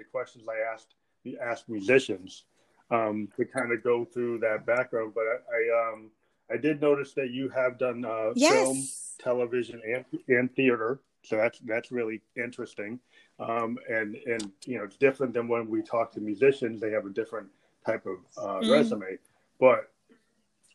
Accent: Springfield, Massachusetts, United States; also born or lived in Stoughton, Massachusetts; now in Concord, United States; I was actually born in Springfield, Mass

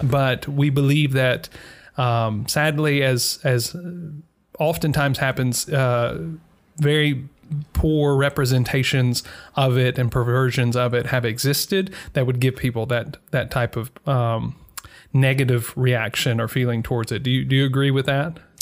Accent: Mississippi, United States; moved away; Growing up in Mississippi

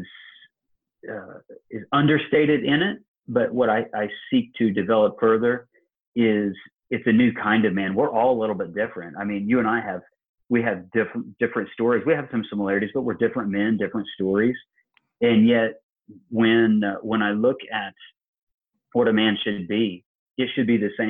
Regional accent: Illinois, United States; now in Georgia, United States; I live in Georgia and he comes from my hometown in Illinois

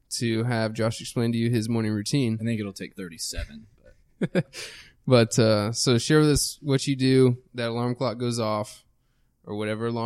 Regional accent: Texas, United States; People always ask Just me even if I am from Texas.

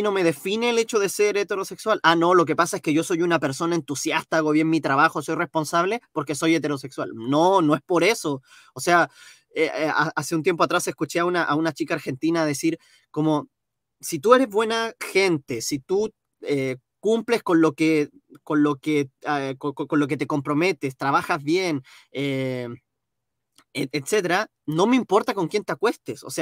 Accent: Chile; No, a ver, yo soy chileno, yo soy moreno, yo soy eh, creyente

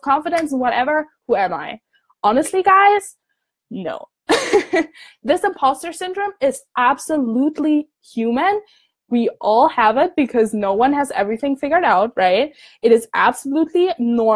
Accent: Germany; moved away as an adult; now in Scotland, United Kingdom; I'm from Germany. I'm studying abroad in Scotland.

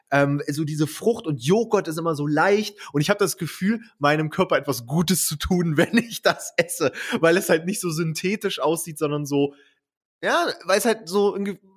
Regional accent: Bautzen, Saxony, Germany; Ich, ich bin ja in Bautzen aufgewachsen, Kleinstadt, ja. Und äh, die nächstgrößere Stadt ist Dresden.

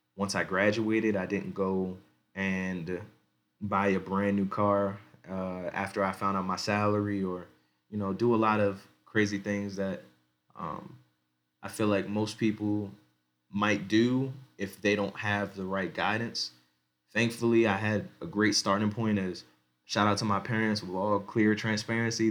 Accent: Baltimore County, Maryland, United States; moved away as an adult; now in Denver, United States; I'm born and raised in Baltimore County, in Maryland. I live right now in Denver, Colorado.

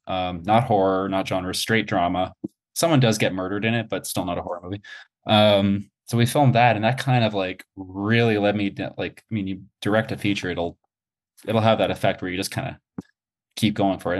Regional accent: Montreal, Quebec, Canada; moved away as an adult; also born or lived in Toronto; I was born and raised in Montreal, went to school in Montreal, and then I moved to Toronto.

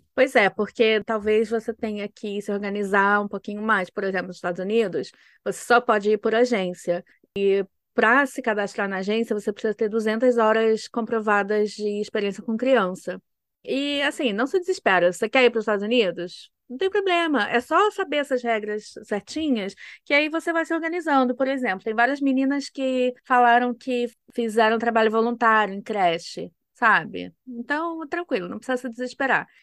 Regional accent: Rio de Janeiro, Brazil; moved away as an adult; also born or lived in United States / Germany; eu sou, né, do estado do Rio

